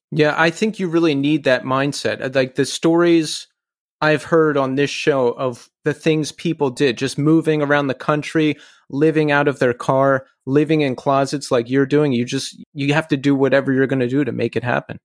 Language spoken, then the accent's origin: English; Philadelphia, Pennsylvania, United States; I'm originally from Philly, Philly area